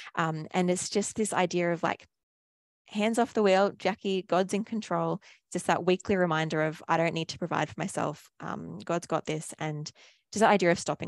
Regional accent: Australia

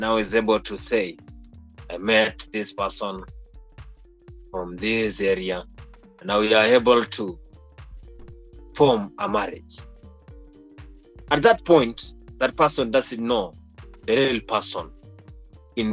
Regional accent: Kenya; I'm from Kenya and I know how things are done in Kenya

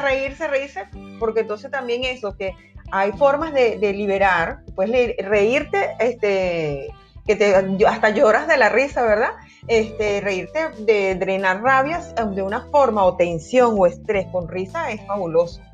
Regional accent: Venezuela; como venezolana

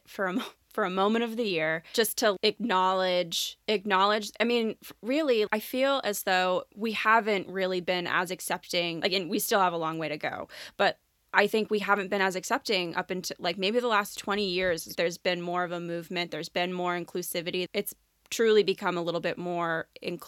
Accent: Connecticut, United States; we grew up in Connecticut

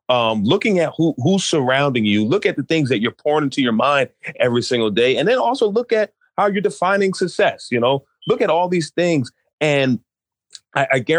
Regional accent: New York, United States; now in Maryland, United States; I grew up in New York

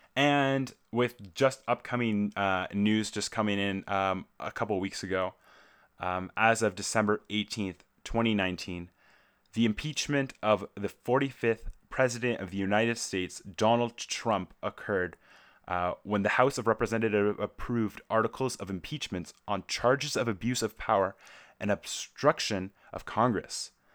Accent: Canada; as a Canadian myself

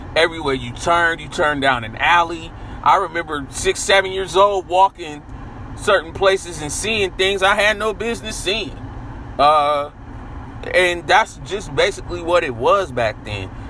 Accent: San Francisco, California, United States; growing up in San Francisco and also growing up in Sunnydale Projects.

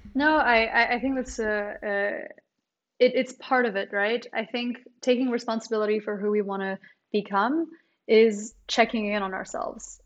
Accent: Maryland, United States; also born or lived in New Caledonia / Canada; I was born in New Caledonia, then I, I grew up in, uh, the United States, in Maryland, and then I, I studied in Canada

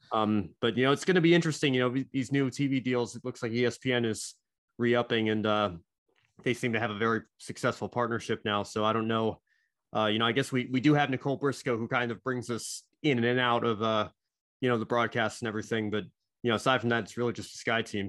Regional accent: United States; growing up in the States

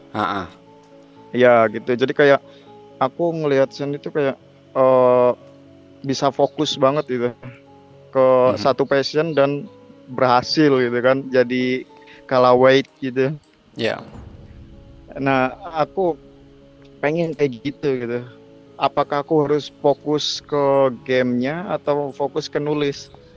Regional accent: Cilacap, Central Java, Indonesia; now in Jakarta, Indonesia; aku tuh asalnya dari kota Cilacap

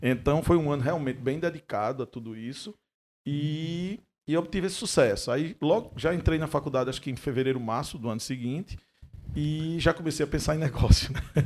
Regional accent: Mossoró, Rio Grande do Norte, Brazil; moved away; eu estou voltando à minha terra, né? Sou moçoroense

